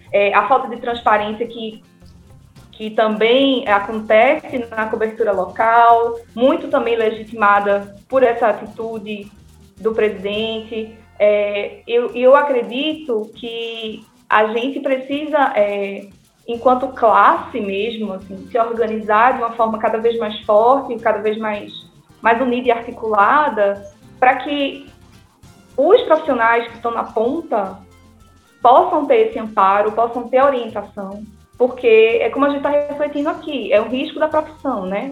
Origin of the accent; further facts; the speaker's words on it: Northeast Region, Brazil; muito bom falar com as conterrâneas